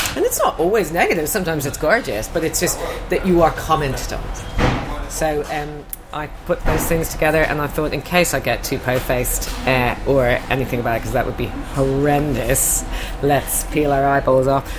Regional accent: Ireland; I'm from Ireland

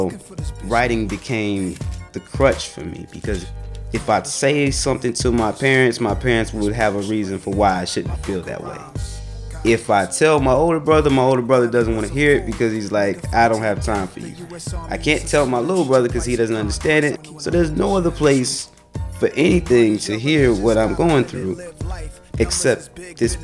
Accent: Chicago, Illinois, United States; growing up in Chicago

